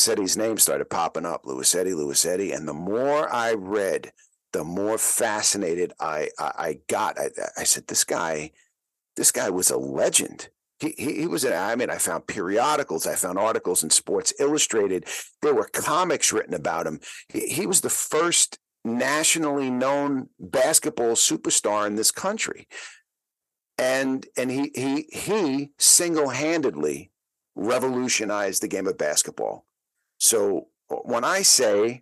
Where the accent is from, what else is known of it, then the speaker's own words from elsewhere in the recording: New York City, New York, United States; I grew up in the Bronx in the 1960s and 70s